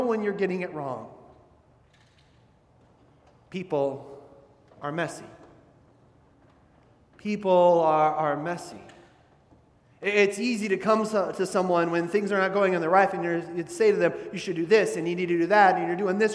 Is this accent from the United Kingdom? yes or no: no; Midwest, United States; when I was growing up in the Midwest.